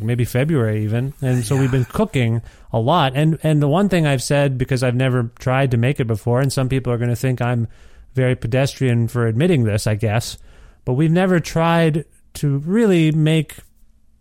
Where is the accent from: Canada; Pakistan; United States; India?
India; As an Indian